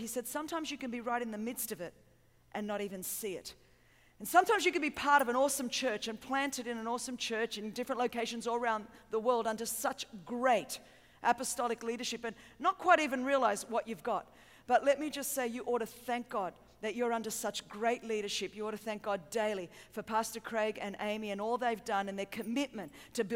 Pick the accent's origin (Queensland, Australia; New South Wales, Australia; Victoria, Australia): New South Wales, Australia; Sydney; I hope you understand my accent, and I'm from a little bit further south than here, if you kind of just fly really south for a long time. I'm from Sydney, Australia